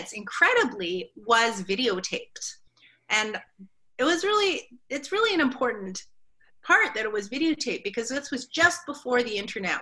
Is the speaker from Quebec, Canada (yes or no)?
no; Vancouver, British Columbia, Canada; I grew up in Vancouver in the province of British Columbia in Canada.